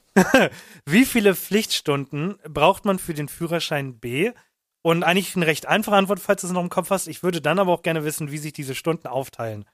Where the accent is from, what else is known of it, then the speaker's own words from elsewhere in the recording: Hamburg, Germany; bei uns in Hamburg